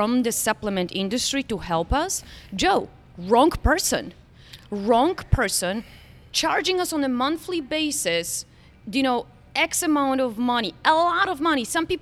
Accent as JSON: {"language": "English", "country": "Poland", "tie": "born or raised there", "moved": "yes", "lives_now": "Florida, United States", "said": "I was raised in Poland"}